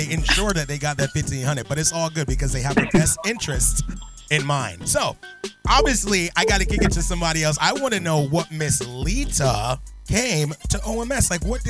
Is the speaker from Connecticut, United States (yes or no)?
yes; Connecticut, United States; now in Columbus, United States; I'm from up north. I'm from Connecticut.